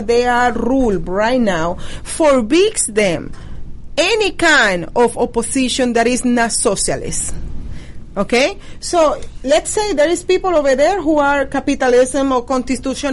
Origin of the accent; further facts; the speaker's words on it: Venezuela; now in United States; I was born in Venezuela and I grew up in Venezuela.